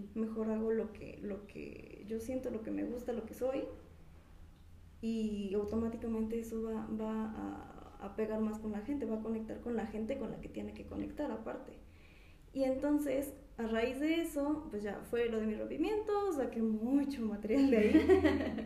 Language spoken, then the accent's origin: Spanish; Pachuca, Hidalgo, Mexico; soy de aquí de Pachuca